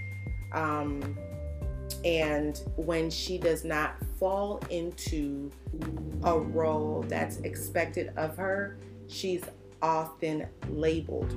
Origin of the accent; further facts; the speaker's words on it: the North, United States; I was born in the States, raised in the States. I was born up north